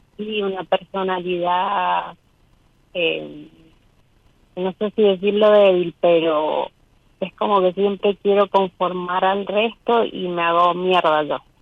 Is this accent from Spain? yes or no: no; Mendoza, Argentina